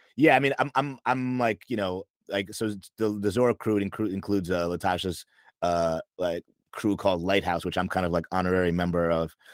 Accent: New York, United States; moved away as an adult; now in Los Angeles, United States; I'm from New York. Um and I moved to LA in November 2020

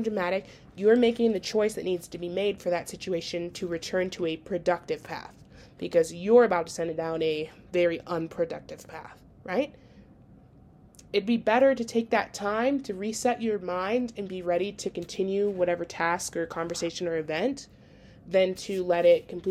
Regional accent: Minnesota, United States; accent: Minnesota; moved away; my accent from Minnesota

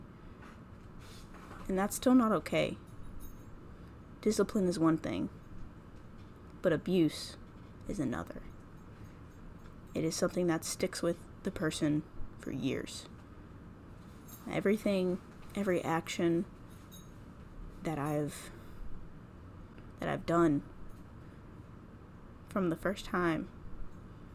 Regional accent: North Carolina, United States; I'm from North Carolina.

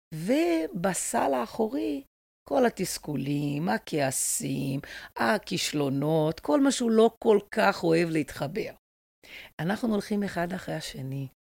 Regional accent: Brazil; now in Israel; אני גרתי בברזיל, אני ברזילאית

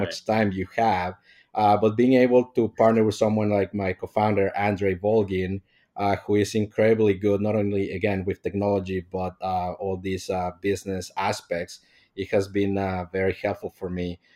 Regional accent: Mexico; moved away; I'm from Mexico

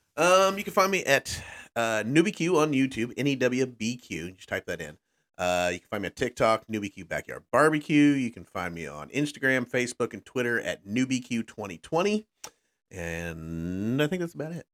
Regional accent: Texas, United States; now in Midwest, United States; growing up in Texas

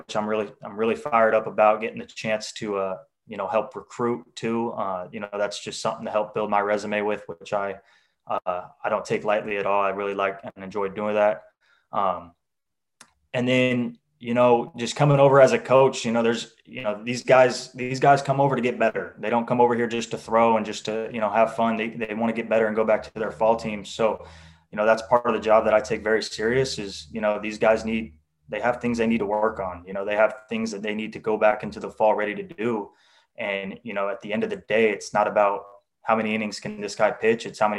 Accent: Renton, Washington, United States; I'm from Renton, Washington

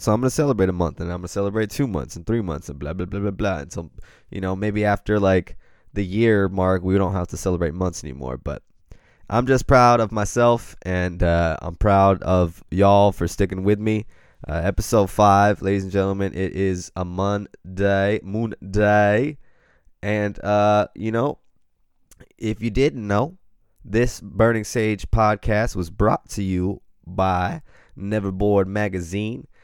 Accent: Pacific Grove, California, United States; I grew up in Pacific, Pacific Grove, California

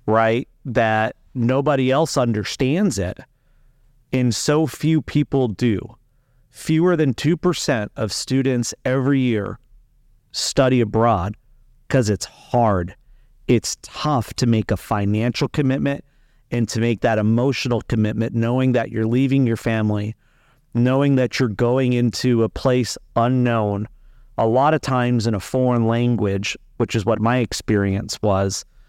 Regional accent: Las Vegas, Nevada, United States; moved away; also born or lived in Spain; I'm from Las Vegas originally

